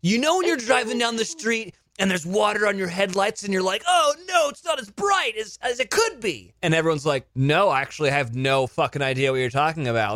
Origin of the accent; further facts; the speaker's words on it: California, United States; I grew up in California